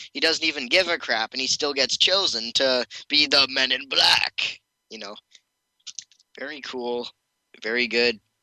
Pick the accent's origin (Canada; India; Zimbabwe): Canada; I am Canadian